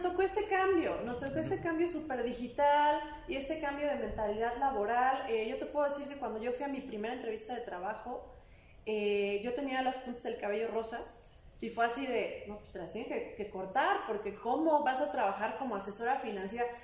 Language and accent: Spanish; Puebla, Mexico; soy una mujer poblana